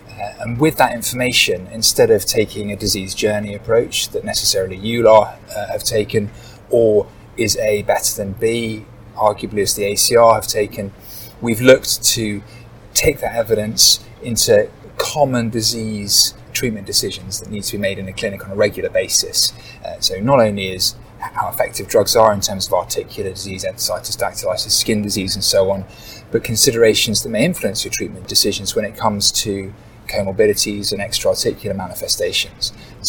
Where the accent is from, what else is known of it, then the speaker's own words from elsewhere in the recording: Bath, South West England, United Kingdom; I'm a rheumatologist from Bath in the UK